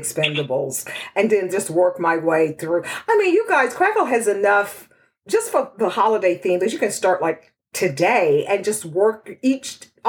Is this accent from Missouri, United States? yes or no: no; Texas, United States; That's my hometown.